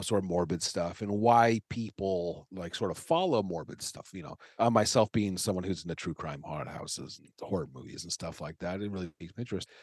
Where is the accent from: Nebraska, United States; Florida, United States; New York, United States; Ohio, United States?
Nebraska, United States; Omaha; moved away as an adult; also born or lived in Chicago / Los Angeles; I'm from Omaha. I lived in Chicago and Los Angeles for a while. I moved back here a couple years ago.